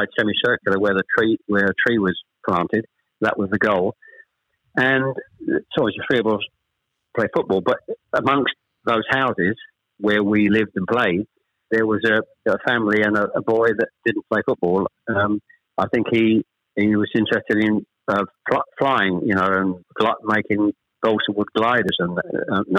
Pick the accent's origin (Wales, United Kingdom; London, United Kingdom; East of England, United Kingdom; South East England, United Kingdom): East of England, United Kingdom; Chelmsford; also born or lived in Ashton-under-Lyne / Manchester; We actually moved south from Manchester. I was born in Ashton-under-Lyne. We actually moved south to Chelmsford when I was probably, I was the eldest of three, when I was probably about seven or eight